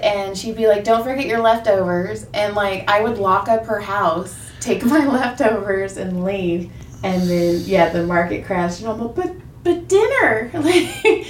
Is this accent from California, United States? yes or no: yes; Madera, California, United States; We're from Madera, Fresno.